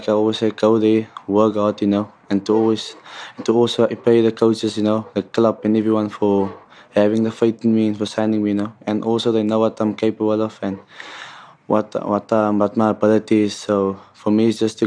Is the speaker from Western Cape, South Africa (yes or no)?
yes; Cape Town, Western Cape, South Africa; moved away as an adult; now in Pretoria, South Africa; growing up in Cape Town, you know, from the Cape Flats